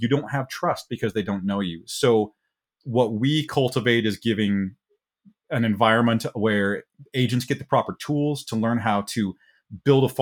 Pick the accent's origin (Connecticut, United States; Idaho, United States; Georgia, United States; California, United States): Idaho, United States; New Meadows; My hometown has about 500 people, New Meadows, yeah. Idaho, if you want to look that one up. Terrific place to grow up